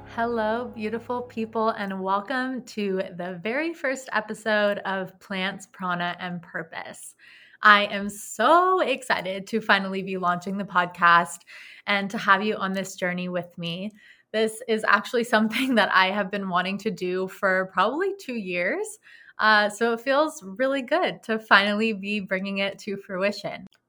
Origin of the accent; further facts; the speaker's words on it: Los Angeles, California, United States; also born or lived in New York; I was born and raised in Los Angeles, California, where I am presently living as of right now.